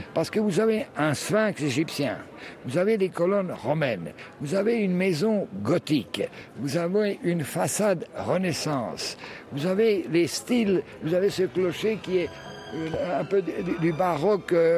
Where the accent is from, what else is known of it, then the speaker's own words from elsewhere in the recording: Croatia; also born or lived in France / Split, Croatia; moi je suis né en France, mais très tôt je suis venu ici, donc j'ai fait mes études primaires, secondaires et supérieures en Croatie